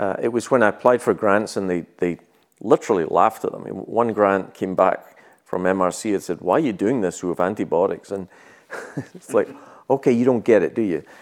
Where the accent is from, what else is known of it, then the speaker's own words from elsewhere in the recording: Scotland, United Kingdom; moved away as an adult; also born or lived in New Zealand; I was born in Scotland